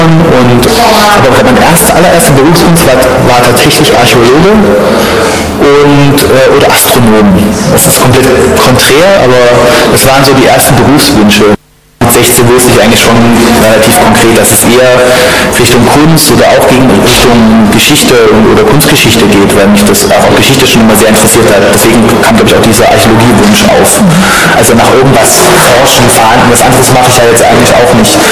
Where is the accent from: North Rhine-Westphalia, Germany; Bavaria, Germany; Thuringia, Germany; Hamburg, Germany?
Thuringia, Germany; Eisenach; also born or lived in Oberhausen; now in Dresden, Germany; eine Bloggerin aus Eisenach, aus meiner Geburtsstadt